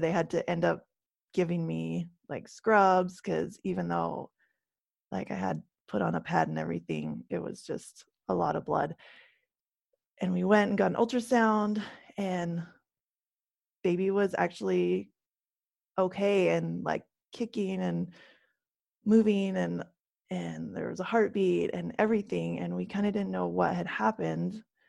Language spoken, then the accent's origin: English; Canada; now in United States; I live, um, in the States, and I grew up in Canada